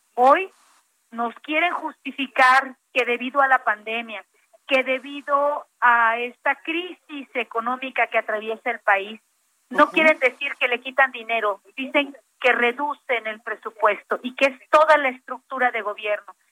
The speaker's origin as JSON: {"language": "Spanish", "country": "Mexico", "said": "como mexicanas"}